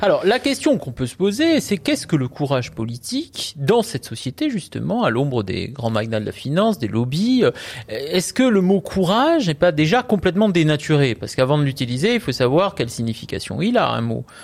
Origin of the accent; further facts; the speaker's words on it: Corsica, France; je suis corse